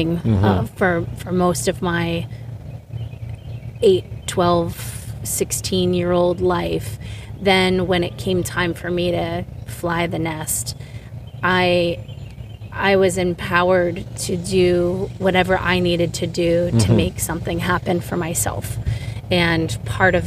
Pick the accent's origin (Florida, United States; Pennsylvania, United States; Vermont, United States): Vermont, United States; I was raised in Vermont